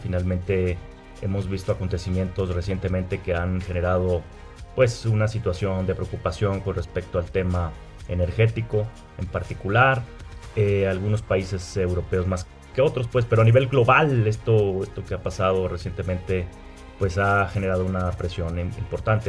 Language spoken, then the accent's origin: Spanish; Monterrey, Nuevo León, Mexico; soy de un estado del norte de la República Mexicana, que es eh, Nuevo León, soy de Monterrey.